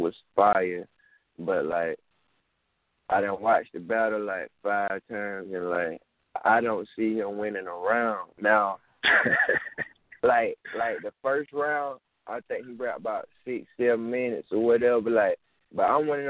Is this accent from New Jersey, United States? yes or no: no; Marion, South Carolina, United States; I'm from Marion, South Carolina